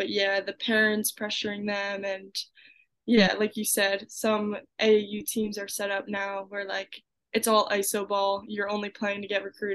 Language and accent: English; Collegeville, Pennsylvania, United States; I'm from Collegeville, PA.